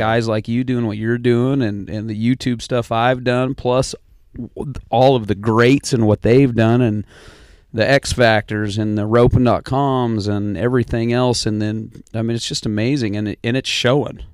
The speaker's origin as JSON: {"language": "English", "town": "Hamilton", "region": "Montana", "country": "United States", "tie": "born or raised there", "said": "Grew up in the Bitterroot Valley."}